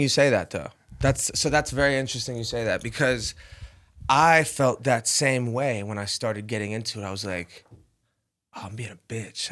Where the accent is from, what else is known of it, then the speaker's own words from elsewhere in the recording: Rhode Island, United States; moved away as an adult; growing up in Rhode Island